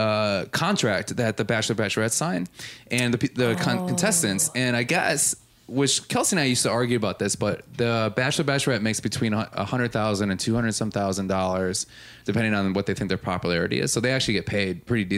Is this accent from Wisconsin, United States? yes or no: yes; Milwaukee, Wisconsin, United States; I'm from Milwaukee as well.